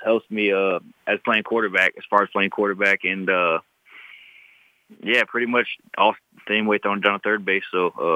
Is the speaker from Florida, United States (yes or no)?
yes; West Palm Beach, Florida, United States; growing up in West Palm Beach, Florida